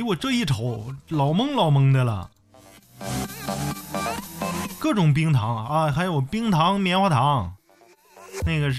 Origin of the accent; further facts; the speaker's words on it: Northeast China, China; 我是东北纯大老爷们儿啊，纯纯的。